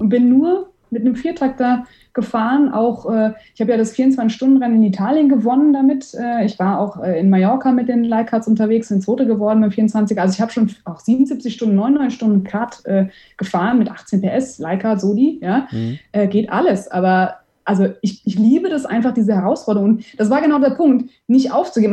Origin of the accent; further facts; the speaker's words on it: Offenbach am Main, Hesse, Germany; also born or lived in Heidelberg; now in Frankfurt, Germany; Also ich bin gebürtige Offenbacherin